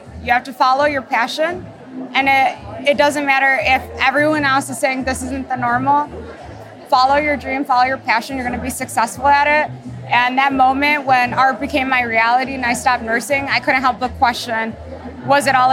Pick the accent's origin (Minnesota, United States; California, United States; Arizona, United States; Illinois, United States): Illinois, United States; Chicago; I'm from Chicago, Illinois